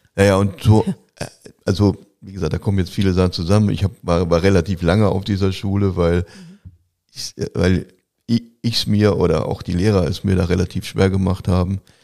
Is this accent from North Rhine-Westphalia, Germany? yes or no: yes; Gelsenkirchen, North Rhine-Westphalia, Germany; Ich komme aus Gelsenkirchen, ich komme aus einer Arbeiterfamilie